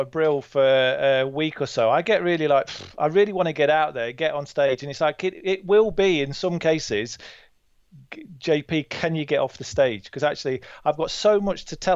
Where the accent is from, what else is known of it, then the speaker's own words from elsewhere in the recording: Burton-on-Trent, West Midlands, United Kingdom; I'm from Burton-on-Trent, just down the road from you in Derby.